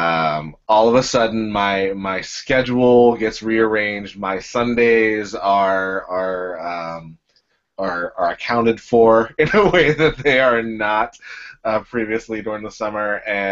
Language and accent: English; Pittsburgh, Pennsylvania, United States; now in Baltimore, United States; I'm from Pittsburgh